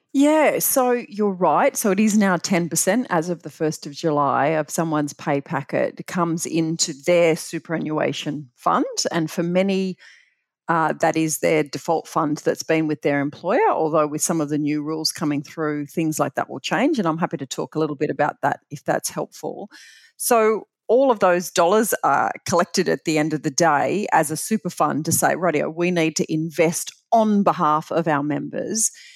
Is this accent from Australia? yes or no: yes; Bathurst, New South Wales, Australia; growing up in Bathurst was just uh, phenomenal